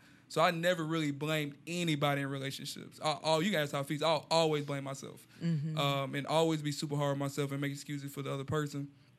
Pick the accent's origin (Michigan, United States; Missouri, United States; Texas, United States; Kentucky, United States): Texas, United States; Houston; yeah, I grew up in Houston